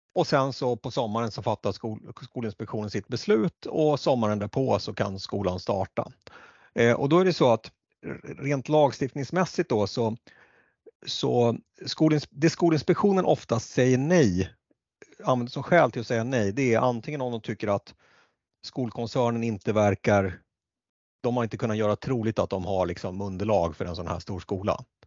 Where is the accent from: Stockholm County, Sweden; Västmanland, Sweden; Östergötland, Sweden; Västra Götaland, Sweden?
Västmanland, Sweden; Västerås; där jag växte upp eh, och det är Västerås